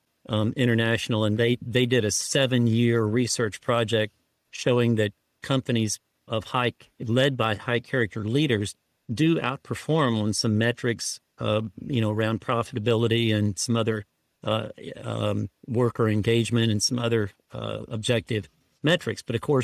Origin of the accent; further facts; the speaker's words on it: Houston, Texas, United States; I was raised in Houston, which was the hometown of Enron.